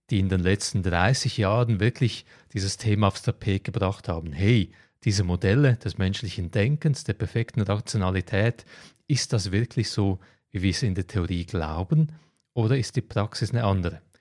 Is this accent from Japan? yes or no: no; Croatia; moved away; Ich werde nächsten Monat nach Kroatien gehen, meine alte Heimat in die Ferien